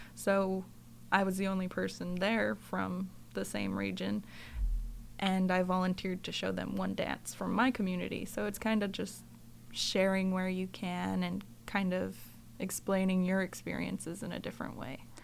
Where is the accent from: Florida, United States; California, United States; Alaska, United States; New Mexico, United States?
Alaska, United States; Sand Point; moved away as an adult; now in Fairbanks, United States; I grew up in Sandpoint, Alaska, which is along the Aleutian Chain in the Shumagin Islands.